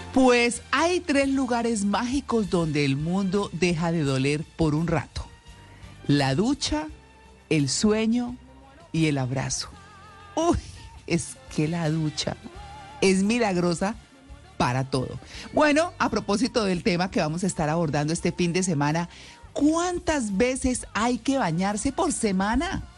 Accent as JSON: {"language": "Spanish", "country": "Colombia"}